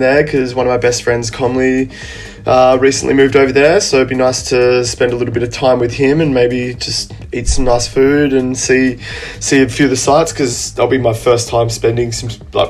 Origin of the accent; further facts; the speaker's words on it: Australia; my home country